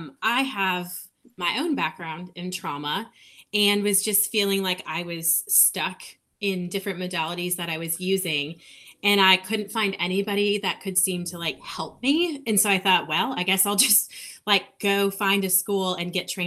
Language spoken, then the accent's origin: English; Minnesota, United States; moved away as an adult; now in Nashville, United States; I'm originally from Minnesota